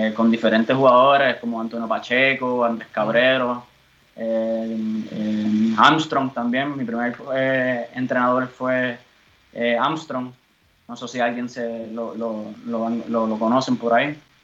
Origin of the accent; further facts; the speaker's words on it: Bayamón, Puerto Rico; moved away as an adult; now in Germany; me he formado toda la vida en, Puerto Rico. Eh, nací en Bayamón, eh, de madre puertorriqueña y padre peruano